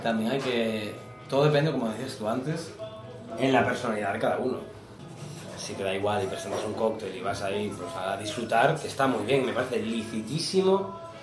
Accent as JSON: {"language": "Spanish", "region": "Galicia", "country": "Spain", "said": "Yo soy gallego"}